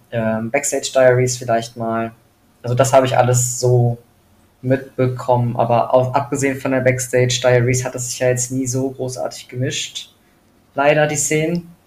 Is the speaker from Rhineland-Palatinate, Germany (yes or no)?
no; Düsseldorf, North Rhine-Westphalia, Germany; Ja, also ich komme ursprünglich aus Düsseldorf, bin dort groß geworden. Ähm, meine Mutter ist alleinerziehend, ich habe äh, einen marokkanischen Vater